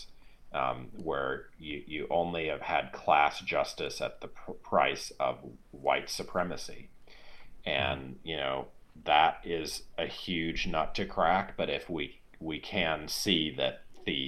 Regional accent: St. Louis, Missouri, United States; in my hometown of St. Louis, Missouri

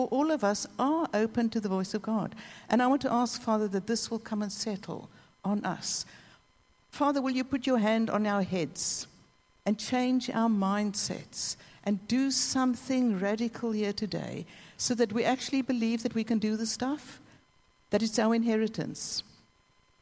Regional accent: South Africa; I'm South African

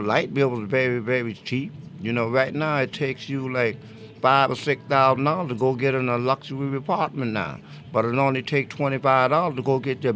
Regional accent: North Charleston, South Carolina, United States; I was born and raised right here in Charleston, South Carolina, in North Charleston on a little place called Jacksonville Road

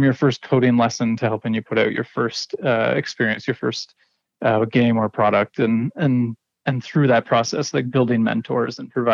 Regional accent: Ontario, Canada; moved away as an adult; now in Pangnirtung, Canada; the experiences I had growing up in Ontario

